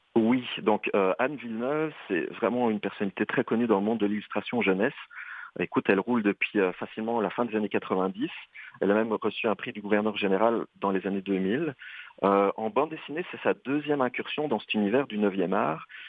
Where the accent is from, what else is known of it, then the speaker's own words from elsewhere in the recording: Belgium; accent: Belgian; now in Canada; tu remarques à mon accent que je viens plutôt de l'Europe et de la Belgique